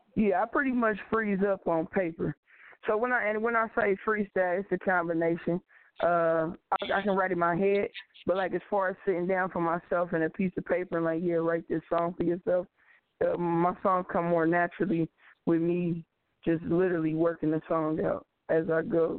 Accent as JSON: {"language": "English", "town": "Cincinnati", "region": "Ohio", "country": "United States", "said": "I am from Cincinnati, Ohio."}